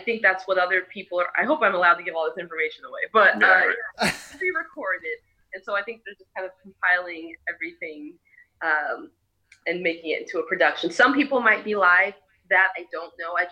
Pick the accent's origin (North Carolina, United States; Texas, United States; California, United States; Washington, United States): Washington, United States; Seattle; we were born and raised in Seattle